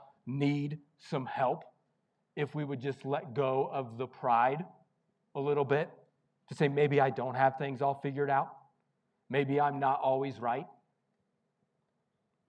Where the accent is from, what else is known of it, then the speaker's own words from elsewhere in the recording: Missouri, United States; the small town I grew up in Missouri